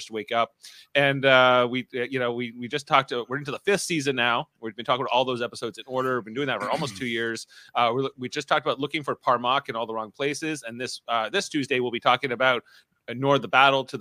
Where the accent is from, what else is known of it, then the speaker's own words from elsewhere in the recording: Ontario, Canada; accent: Ontario; my Ontario accent